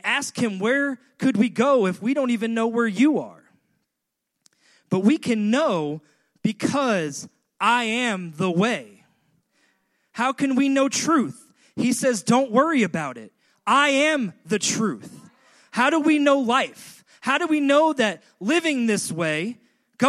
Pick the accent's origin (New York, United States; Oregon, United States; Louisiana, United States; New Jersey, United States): New York, United States; Long Island; moved away; I grew up on Long Island, and in Long Island, we were lucky enough to have beach 10 miles north of us and beach 10 miles south of us